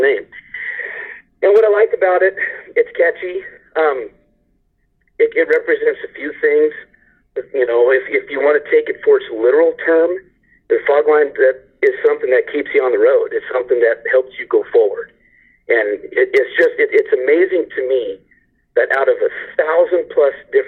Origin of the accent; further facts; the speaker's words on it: Southern Oregon, United States; we're from Southern Oregon